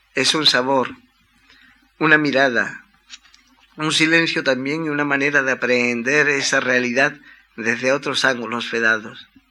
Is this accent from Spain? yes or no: yes; Cádiz, Andalusia, Spain; mi ciudad natal, un lugar de provincias que aunque concedió cuna a Manuel de Falla